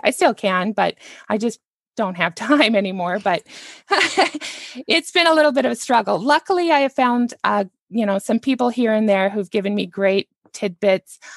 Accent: Canada; now in United States; I'm actually a Canadian and I live here in the United States

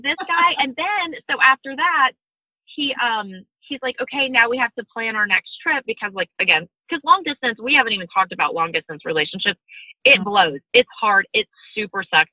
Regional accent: Georgia, United States; I'm from Georgia.

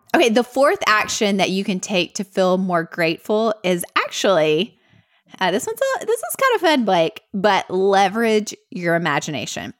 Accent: Middle Tennessee, United States; accent: Southern; both grew up here in Middle Tennessee

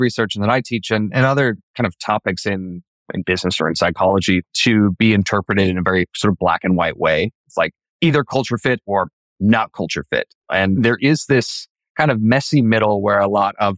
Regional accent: Idaho, United States; my family, you know, we grew up in Idaho in the same house

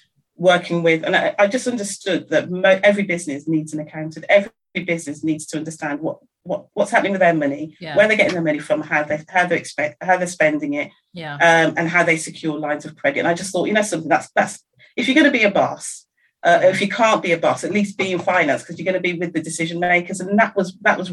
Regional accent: Birmingham, West Midlands, United Kingdom; I'm from the Midlands in Birmingham

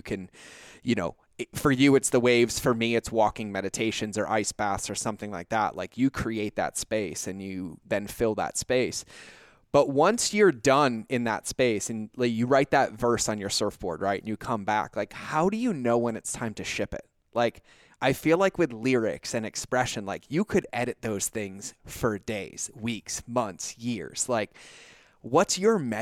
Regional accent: New England, United States; I grew up in New England

